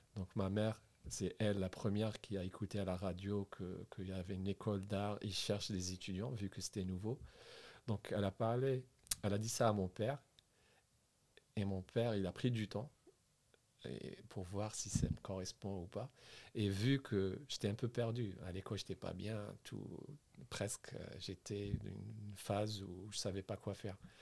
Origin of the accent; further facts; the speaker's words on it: Sidi Bel Abbès, Sidi Bel Abbès Province, Algeria; moved away as an adult; also born or lived in Sfisef / Bourges / Paris; Je suis algérien. J'ai grandi en Algérie à Sidi Belabès